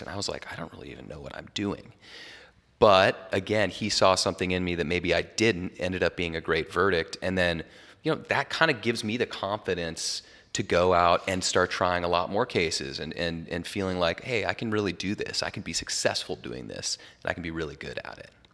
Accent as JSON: {"language": "English", "town": "Jackson", "region": "Wyoming", "country": "United States", "moved": "yes", "lives_now": "California, United States", "said": "I'm from Jackson Hole originally"}